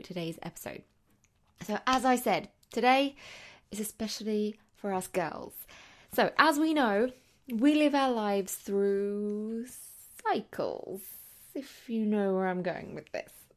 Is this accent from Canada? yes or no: no; London, United Kingdom; I'm a teacher from London